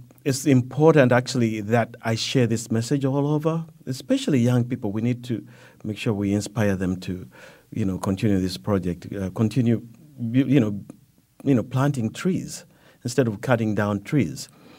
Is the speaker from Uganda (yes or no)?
yes; Uganda; it goes back to growing up in Uganda where we lived right next to a big forest. My grandfather had a house right next to a big forest